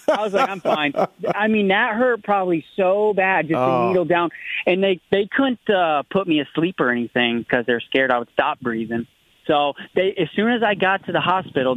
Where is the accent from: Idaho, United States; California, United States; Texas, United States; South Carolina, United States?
South Carolina, United States; I'm from the Carolinas